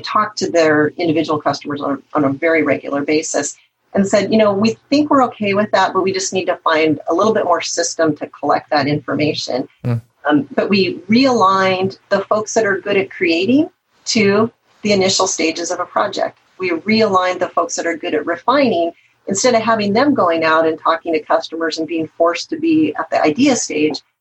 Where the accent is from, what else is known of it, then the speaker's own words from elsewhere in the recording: the Northwest, Pacific Northwest, United States; I'm from the Northwest